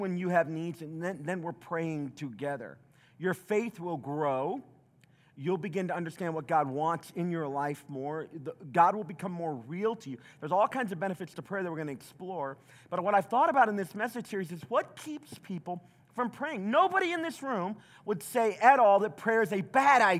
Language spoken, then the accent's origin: English; the South, United States; I grew up in the South